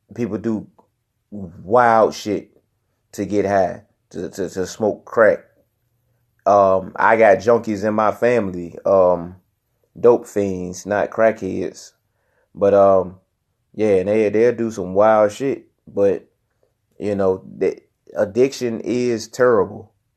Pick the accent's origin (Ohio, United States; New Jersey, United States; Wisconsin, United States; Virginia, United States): Virginia, United States; Newport News; I come from Nupa News, Virginia